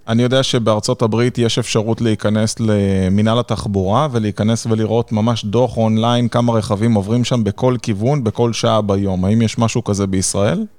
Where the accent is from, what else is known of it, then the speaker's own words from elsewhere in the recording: Nes Ziona, Central District, Israel; אתה יודע שזה עיר הולדתי